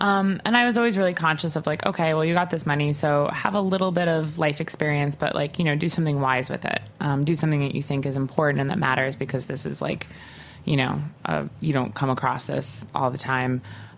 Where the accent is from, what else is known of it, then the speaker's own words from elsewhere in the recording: Long Island, New York, United States; Like, you know, I'm from Long Island, as I don't know if I mentioned it, but I'm from Long Island.